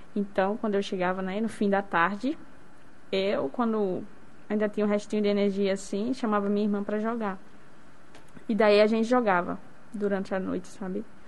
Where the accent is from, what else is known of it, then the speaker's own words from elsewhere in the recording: Macaíba, Rio Grande do Norte, Brazil; Sou de Macaíba, do interior de Macaíba